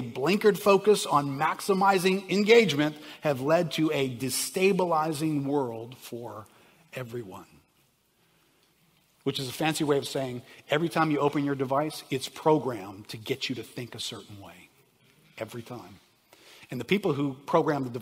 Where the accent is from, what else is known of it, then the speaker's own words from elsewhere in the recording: New Orleans, Louisiana, United States; I grew up in New Orleans.